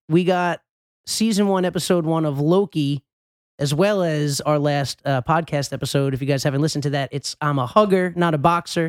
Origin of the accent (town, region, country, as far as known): New York, United States; born or raised there; moved away